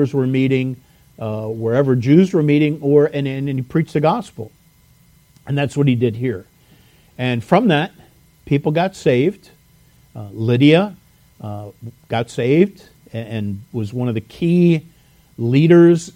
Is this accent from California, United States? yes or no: no; Lansdowne, Pennsylvania, United States; I'm from Lansdowne